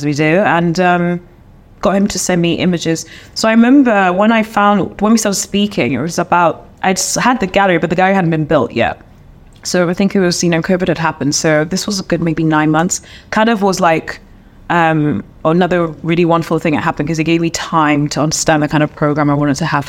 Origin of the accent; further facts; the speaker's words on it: London, United Kingdom; moved away as an adult; now in Accra, Ghana; I'm a Londoner.